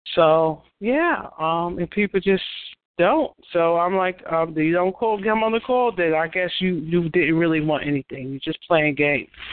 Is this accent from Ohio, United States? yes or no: no; New York, United States; I'm from New York.